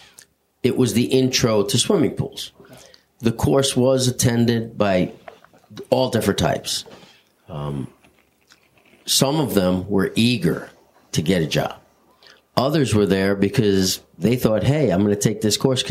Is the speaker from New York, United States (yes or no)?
yes; East Northport, New York, United States; I grew up in East Northport